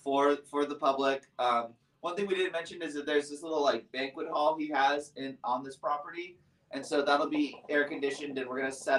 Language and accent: English; San Diego, California, United States; my hometown of San Diego.